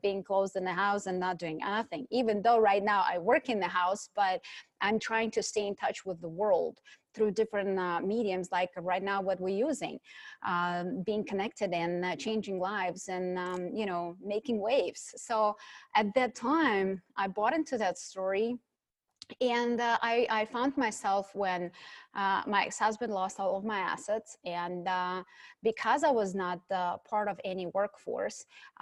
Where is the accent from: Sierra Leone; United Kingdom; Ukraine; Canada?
Ukraine; moved away; I was born in Ukraine, and at that time it was a Soviet Union, so a communist country